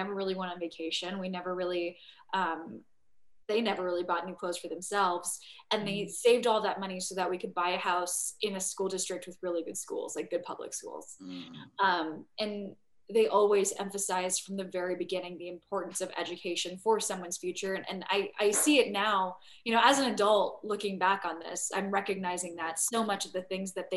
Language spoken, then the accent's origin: English; San Diego, California, United States; I grew up in San Diego